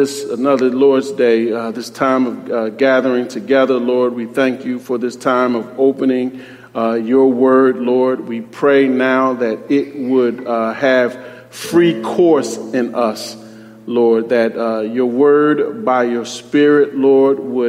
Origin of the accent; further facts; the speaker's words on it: Philadelphia, Pennsylvania, United States; As a young boy growing up in Philadelphia, I lived in a part of Philadelphia where there were gang rivalries